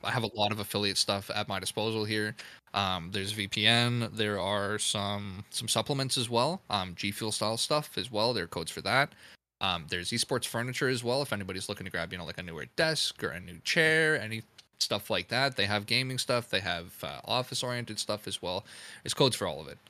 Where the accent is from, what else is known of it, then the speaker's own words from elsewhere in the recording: Canada; as a Canadian